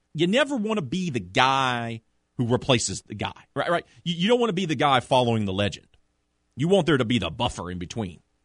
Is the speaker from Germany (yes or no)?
no; Prairieville, Louisiana, United States; growing up in the Greater Baton Rouge area, Prairieville to be exact, as a kid in the late eighties, early nineties